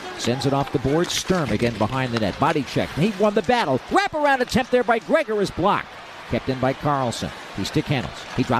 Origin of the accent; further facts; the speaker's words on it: Connecticut, United States; He grew up in my home state of Connecticut.